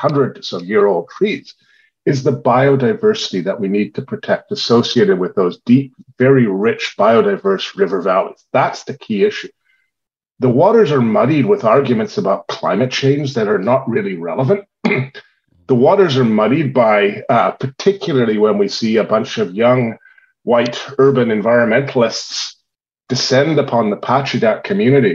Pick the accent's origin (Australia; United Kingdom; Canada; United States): Canada; Victoria, British Columbia; I grew up in Victoria